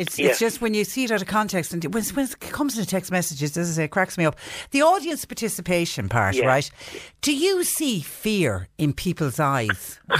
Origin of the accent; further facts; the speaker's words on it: Clonmel, Tipperary, Ireland; I'm from South Tip, where we say around Clonmel